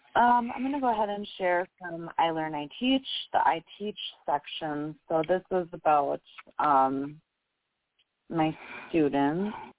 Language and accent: English; Wisconsin, United States; accent: Wisconsinite; my uh Wisconsinite accent